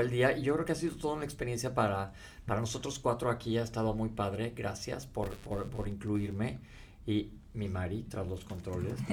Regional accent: Mexico; nosotros crecimos y temblaba en México

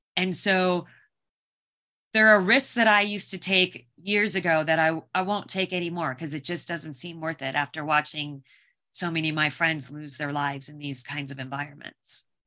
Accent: Phoenix, Arizona, United States; I grew up in Phoenix, Arizona

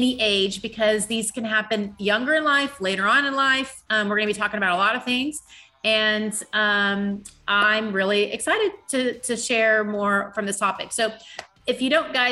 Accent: Dallas, Texas, United States; I grew up in Dallas

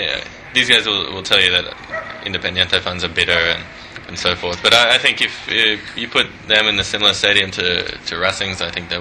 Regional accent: Australia; accent: Australian; I'll exaggerate my Australian accent for this one.

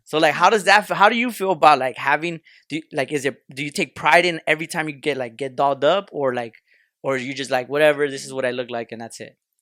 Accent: Los Angeles, California, United States; we're Southeast L

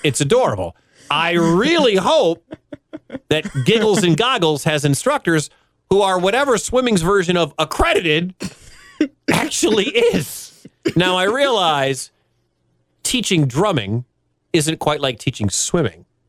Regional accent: Michigan, United States; moved away; I grew up a Big Ten guy. I'm originally from Michigan

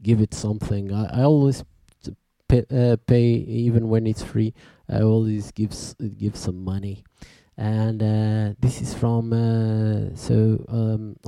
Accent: Portugal; we are from Portugal

